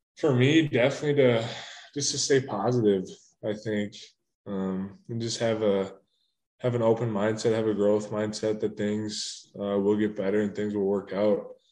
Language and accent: English; Minnesota, United States; moved away; growing up in Minnesota, I mean, I'm an hour and a half from the Twin Cities